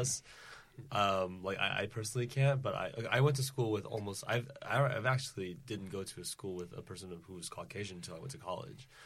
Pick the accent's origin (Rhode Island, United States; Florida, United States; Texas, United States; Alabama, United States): Rhode Island, United States; Providence; I'm from, uh, Providence, Rhode Island